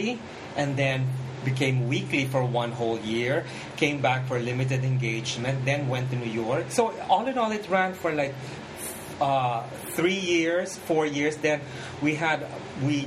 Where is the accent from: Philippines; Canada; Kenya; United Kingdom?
Philippines; English is a second language; moved away; I was from the Philippines. Our English is classroom English.